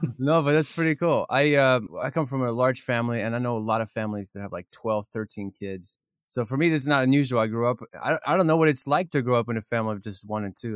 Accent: Kyiv, Ukraine; moved away; I grew up in Kiev, Ukraine

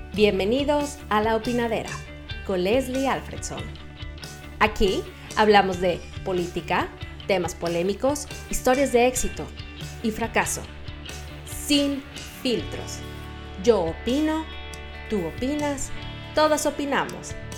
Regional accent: Mexico; moved away as an adult; now in Sweden; somos orgullosamente mexicanos rompiéndola en los países nórdicos

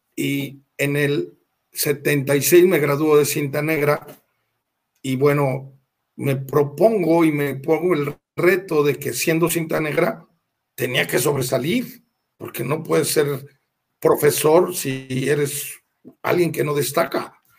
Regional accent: Querétaro, Mexico; moved away as an adult; now in León, Mexico; yo soy queretano

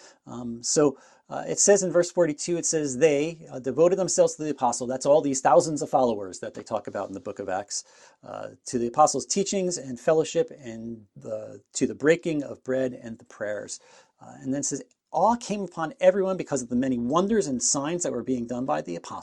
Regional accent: New Jersey, United States; moved away as an adult; now in Niagara Falls, Canada; I am originally from New Jersey, but now I live in Niagara Falls, Ontario, in Canada

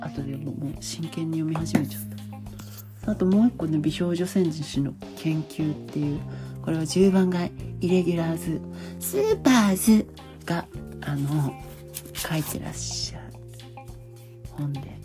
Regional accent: Hamamatsu, Shizuoka, Japan; 地元の浜松で働いてた

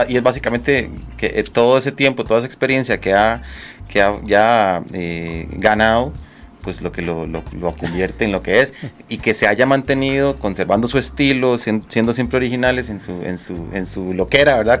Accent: Costa Rica

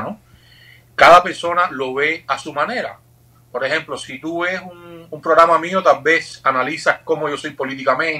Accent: Cuba; como cubano

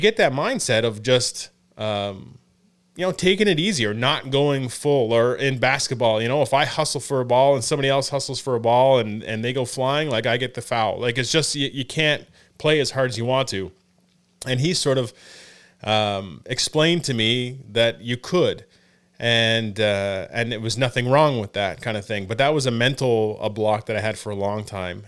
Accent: Elmer, Ontario, Canada; I grew up in Elmer.

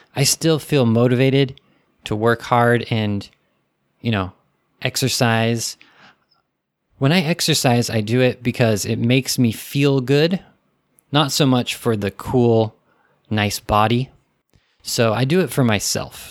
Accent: United States; I'm American

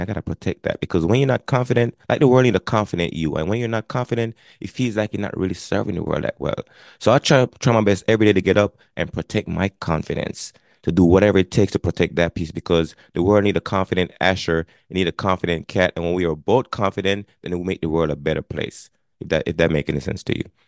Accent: Jamaica; moved away as an adult; now in Connecticut, United States; I was born and raised in Jamaica. I immigrated to the United States back in nineteen ninety-eight.

